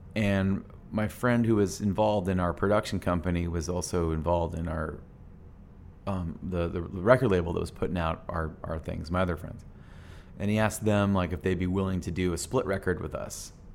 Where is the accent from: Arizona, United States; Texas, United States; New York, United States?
Arizona, United States; Phoenix; we're this band from Phoenix